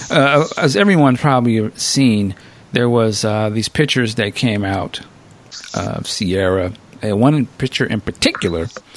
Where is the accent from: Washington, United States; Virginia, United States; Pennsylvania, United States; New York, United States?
Washington, United States; Seattle; Seattle Seahawks, which is my hometown